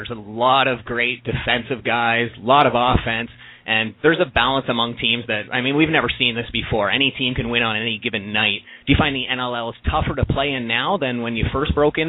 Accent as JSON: {"language": "English", "town": "Peterborough", "region": "Ontario", "country": "Canada", "tie": "born or raised there", "said": "So I grew up in Peterborough"}